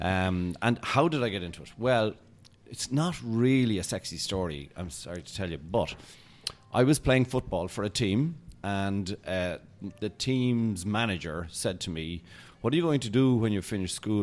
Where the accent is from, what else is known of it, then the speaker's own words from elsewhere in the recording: Ireland; I'm Irish